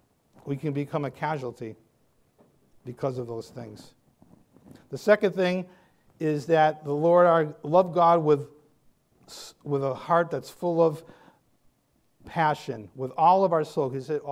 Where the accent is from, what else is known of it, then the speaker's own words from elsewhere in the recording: New England, United States; I'm from New England. I can't do any of that.